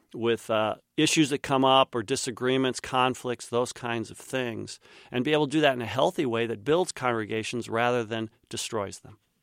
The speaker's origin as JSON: {"language": "English", "town": "Winfield", "region": "Kansas", "country": "United States", "tie": "born or raised there", "moved": "yes", "said": "my dad use, uh, used to teach at Saint John's College, which is where I grew up in Winfield, Kansas."}